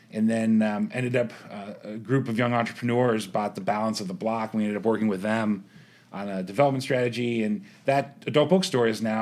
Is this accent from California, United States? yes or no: no; Youngstown, Ohio, United States; born there; I was born in Youngstown, uh, and so I I've seen the effect that the ebb and flow of jobs can have on a community